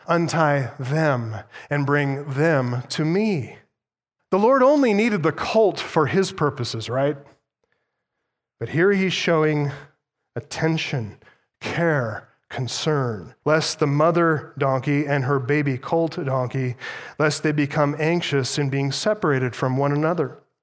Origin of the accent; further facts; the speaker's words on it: United States; as an American